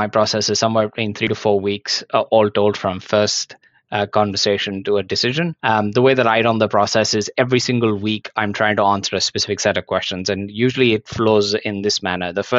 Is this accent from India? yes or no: yes; India; moved away as an adult; now in Hong Kong; I was actually born and brought up in India